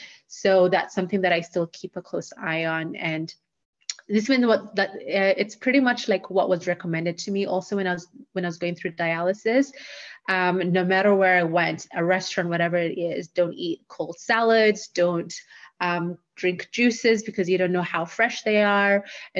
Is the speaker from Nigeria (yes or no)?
no; Kenya; moved away as an adult; also born or lived in Minneapolis, United States; seeing as I was raised in Kenya for the most part of my life, and that's where I was actually diagnosed with chronic kidney failure, I'm quite familiar with Kenya, and I have family here, I have a home here.